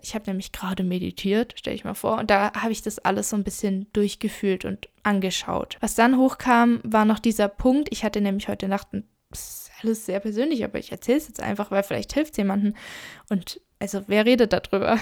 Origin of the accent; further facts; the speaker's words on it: Germany; wenn ich zurückkomme nach Deutschland? Mein Heimatort war immer sehr verbunden mit mir